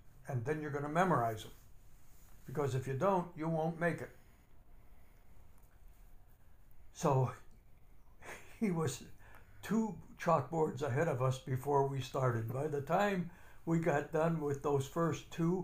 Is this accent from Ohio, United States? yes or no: no; Gary, Indiana, United States; I was born and raised in Gary, Indiana.